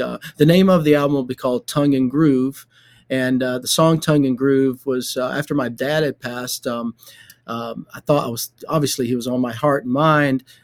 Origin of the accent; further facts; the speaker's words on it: Shady Grove, Alabama, United States; when I was a little kid growing up in Shady Grove, Alabama, which is outside of Birmingham